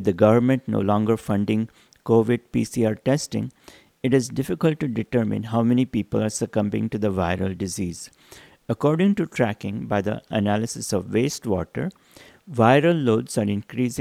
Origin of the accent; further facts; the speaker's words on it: India; moved away; growing up in India